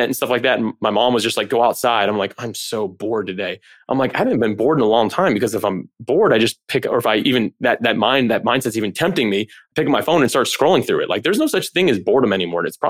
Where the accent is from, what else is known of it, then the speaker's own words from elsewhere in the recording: Florida, United States; I grew up in Florida. The whole thing's a swamp.